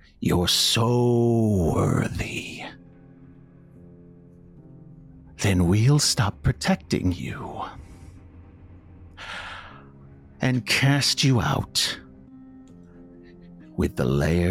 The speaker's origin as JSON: {"language": "English", "country": "United States", "said": "I'm an American"}